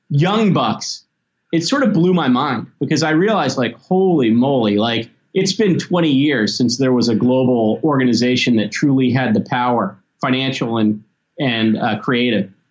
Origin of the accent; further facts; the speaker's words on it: Memphis, Tennessee, United States; I grew up in Memphis and the South.